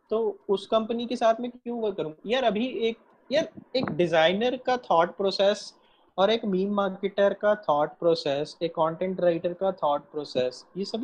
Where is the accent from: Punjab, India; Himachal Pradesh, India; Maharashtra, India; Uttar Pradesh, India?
Punjab, India; मैं पंजाब से हूँ